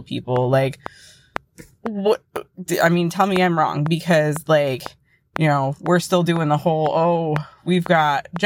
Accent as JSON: {"language": "English", "country": "United States", "said": "as an American"}